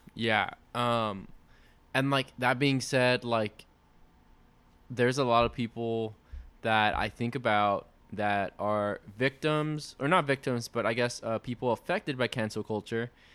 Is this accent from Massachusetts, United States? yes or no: no; Laredo, Texas, United States; people in Laredo took action, my hometown